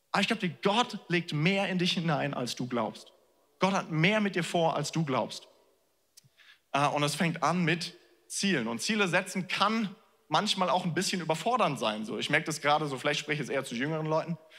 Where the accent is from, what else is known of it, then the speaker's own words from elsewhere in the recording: Germany; wir als Deutsche